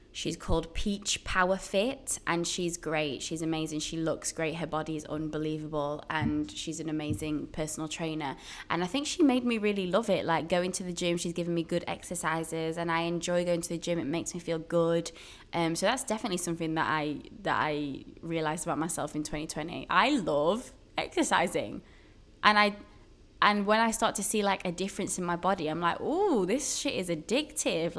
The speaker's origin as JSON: {"language": "English", "town": "Sheffield", "region": "Yorkshire and the Humber", "country": "United Kingdom", "moved": "as an adult", "lives_now": "Brooklyn, United States", "said": "I am originally from Sheffield in England, and I'm now living in Brooklyn, New York."}